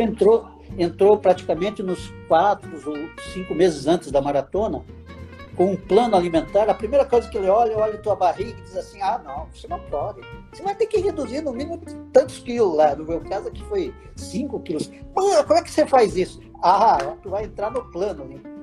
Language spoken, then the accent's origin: Portuguese; Paranaguá, Paraná, Brazil; moved away as an adult; also born or lived in Curitiba / Brasília; now in Santa Catarina, Brazil; Eu sou paranaense, nasci em Paranaguá.